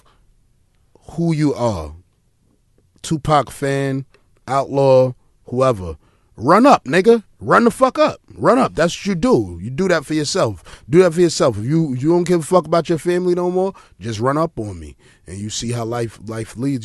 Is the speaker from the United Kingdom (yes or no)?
no; East Coast, United States; I'm from the East Coast